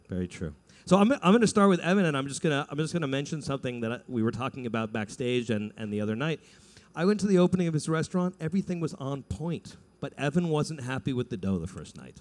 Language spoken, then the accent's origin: English; Los Angeles, California, United States; But I'm from LA, and honestly, I grew up like a latchkey kid